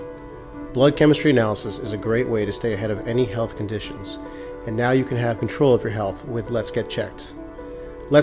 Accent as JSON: {"language": "English", "area": "Cape Cod", "region": "Massachusetts", "country": "United States", "tie": "born or raised there", "moved": "yes", "lives_now": "Florida, United States", "said": "I grew up in Massachusetts, like Cape Cod."}